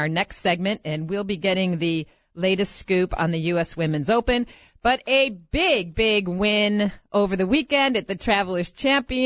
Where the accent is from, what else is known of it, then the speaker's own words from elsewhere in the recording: Rochester, New York, United States; Rochester, New York, as you know, my hometown, my home course.